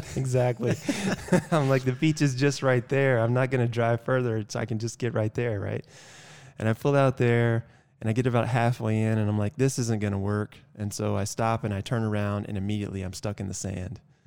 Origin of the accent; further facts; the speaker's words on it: Georgia, United States; moved away; also born or lived in North Carolina / Virginia; I'm from Georgia originally.